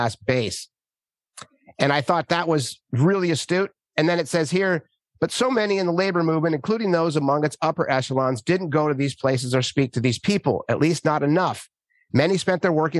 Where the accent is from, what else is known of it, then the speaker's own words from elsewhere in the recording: Minnesota, United States; moved away; also born or lived in Northern California / San Francisco / New York City; I grew up in Minnesota, which is the Midwest here in the United States